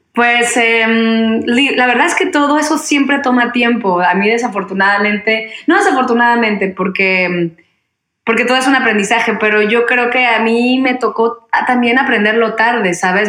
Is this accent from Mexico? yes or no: yes; Mexico; moved away as an adult; also born or lived in Mexico City